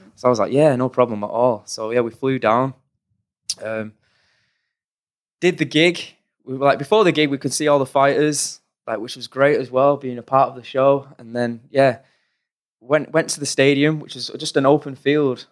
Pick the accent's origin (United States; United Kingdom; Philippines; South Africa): United Kingdom; Oldham, North West England; we grew up in Oldham in Manchester, on the outskirts of Manchester